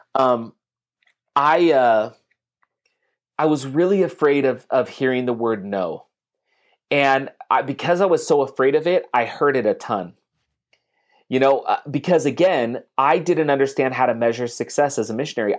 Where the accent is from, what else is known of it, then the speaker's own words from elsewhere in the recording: San Leandro, California, United States; moved away; also born or lived in Salt Lake City, Utah; we were from the same area in California, like the San Leandro area